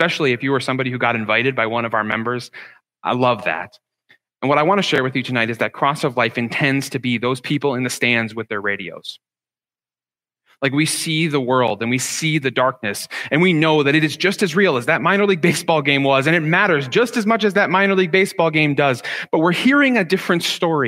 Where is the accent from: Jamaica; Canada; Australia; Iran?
Canada; Ottawa, Ontario; first language English; now in Toronto, Canada; growing up in Ottawa was going to minor league baseball games with my dad